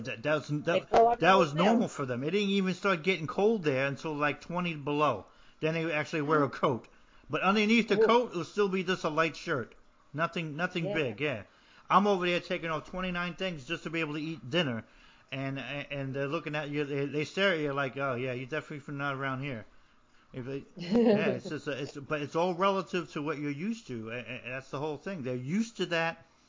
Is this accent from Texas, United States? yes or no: no; New Jersey, United States; moved away as an adult; also born or lived in Arizona / Germany; I am a person from New Jersey, so we're all about the four seasons. And I miss that the most because I've traveled so many around the world. And I used to live in Arizona for years.